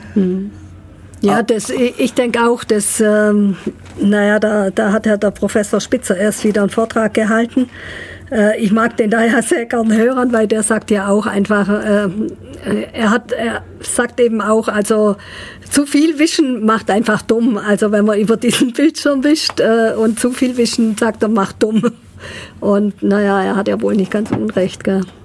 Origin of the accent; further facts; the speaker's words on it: Ulm, Baden-Württemberg, Germany; ich gebürtige Ulmerin bin